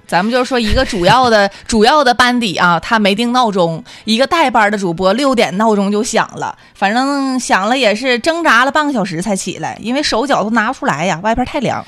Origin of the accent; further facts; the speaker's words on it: Liaoyuan, Jilin, China; moved away; 我家乡辽源